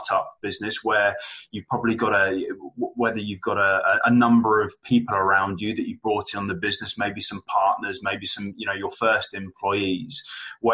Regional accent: London, United Kingdom; now in Manchester, United Kingdom; I'm based in Manchester, but I'm originally from London

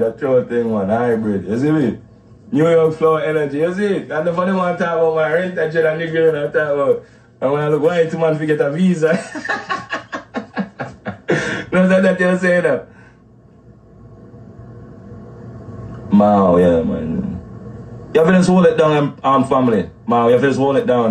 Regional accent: Negril, Westmoreland, Jamaica; moved away; I'm from Negril.

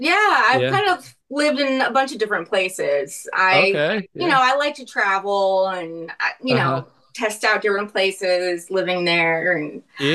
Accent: Connecticut, United States; moved away; also born or lived in Boston / Texas; I was actually up north. I grew up in Connecticut.

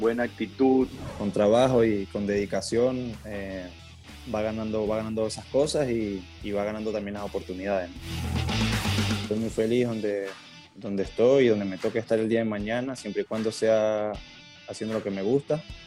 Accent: San Cristóbal, Táchira, Venezuela; now in Porto, Portugal; nací en San Cristóbal, la Táchira en Venezuela. Ahorita me encuentro en Porto, en Portugal.

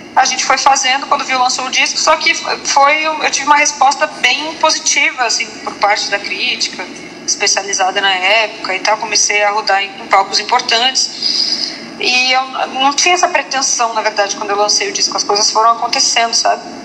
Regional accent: Porto Alegre, Rio Grande do Sul, Brazil; moved away; lá em Porto Alegre, em sou gaúcha, né, morava lá

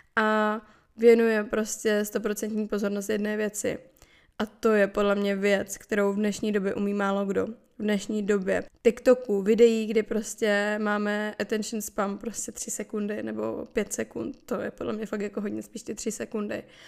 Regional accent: Moravia, Czechia; u nás na Moravě se říká

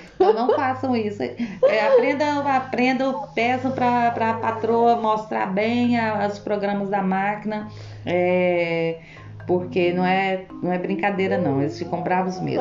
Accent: Goiânia, Goiás, Brazil; moved away as an adult; now in Belgium; eu sou de Goiânia

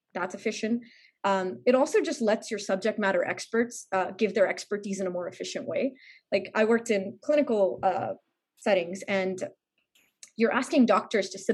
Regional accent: India; moved away as an adult; also born or lived in New York, United States; I'm originally from India. I was born and raised there.

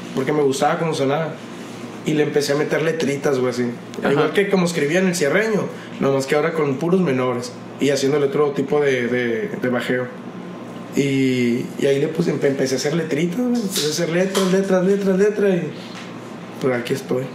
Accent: Hermosillo, Sonora, Mexico; yo me crié en Los Ángeles, güey. Yo viví en una colina en Los Ángeles, desde morrito

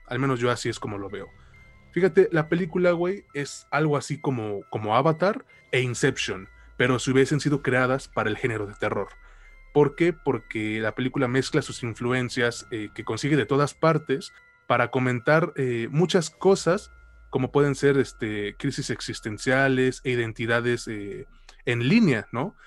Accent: Mexico; yo soy mexicano

